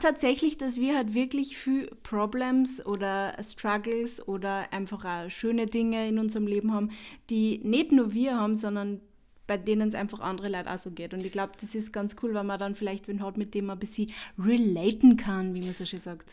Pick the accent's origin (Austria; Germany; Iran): Austria; Upper Austria; now in Vienna, Austria; ich komme ursprünglich aus Oberösterreich, aber ich bin halt in Wien und ich wohne in Wien, ich wohne auch schon seit über zehn Jahren in Wien